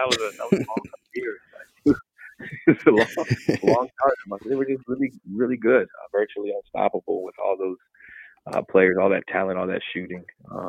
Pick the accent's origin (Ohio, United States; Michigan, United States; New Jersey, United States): Ohio, United States; Canton; You know I'm from Ken, right? You know I'm not from Cleveland.